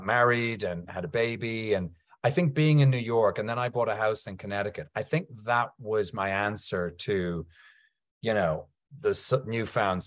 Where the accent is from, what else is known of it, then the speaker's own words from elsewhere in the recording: Ireland; I'm Irish